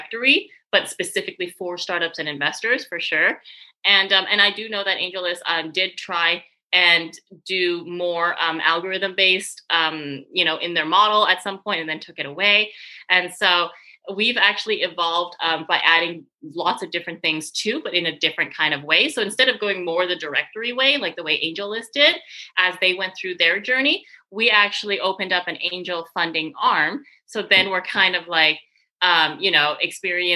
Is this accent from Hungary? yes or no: no; Canada; moved away as an adult; also born or lived in Paris / Montreal; now in San Francisco, United States; I'm Canadian. I'm originally from Canada